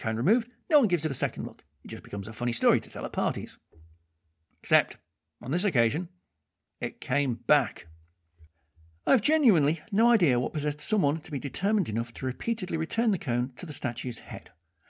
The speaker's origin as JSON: {"language": "English", "town": "Kirkby-in-Ashfield", "region": "East Midlands", "country": "United Kingdom", "tie": "born or raised there", "said": "Even in my hometown of Kirkby and Ashfield"}